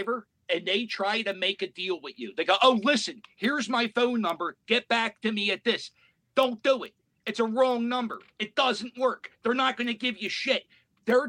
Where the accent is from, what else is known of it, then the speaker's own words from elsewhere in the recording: Philadelphia, Pennsylvania, United States; I grew up in Port Richmond